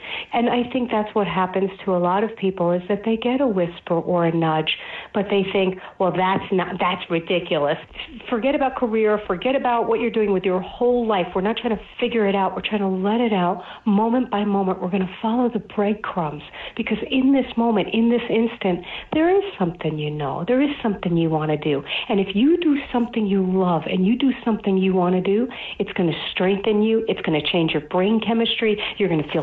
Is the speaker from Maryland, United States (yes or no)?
no; New York City, New York, United States; I grew up in Brooklyn, New York, and my family's Orthodox Jewish